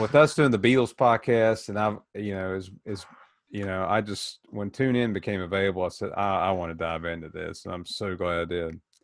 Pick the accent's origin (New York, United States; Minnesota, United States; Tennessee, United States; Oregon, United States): Tennessee, United States; moved away as an adult; now in Worthington, United States; growing up in Tennessee